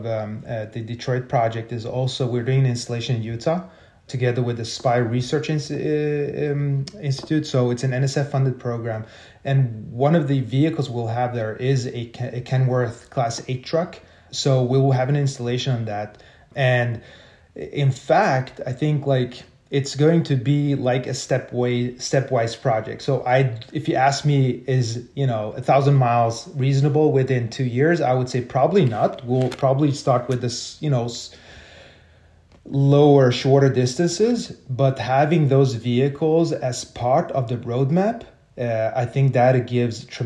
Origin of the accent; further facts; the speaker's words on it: Sweden; I'm from Sweden